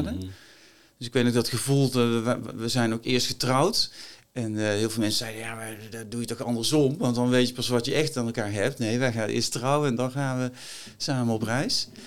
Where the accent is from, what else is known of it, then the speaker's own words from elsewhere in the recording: Helvoort, North Brabant, Netherlands; also born or lived in Berkel-Enschot; Nou, ik, ik ben een Brabander, opgegroeid, geboren in Berken-Enschot en opgegroeid in Helvoort, klein dorpje.